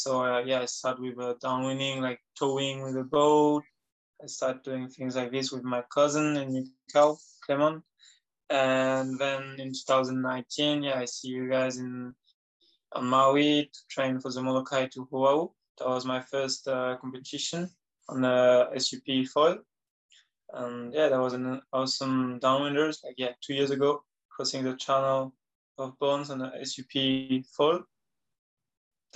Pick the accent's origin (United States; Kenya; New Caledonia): New Caledonia; I'm from New Caledonia.